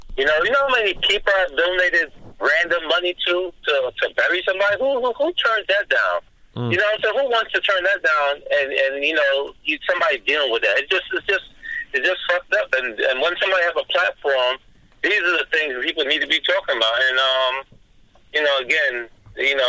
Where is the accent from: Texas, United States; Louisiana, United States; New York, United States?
New York, United States; moved away; I'm from New York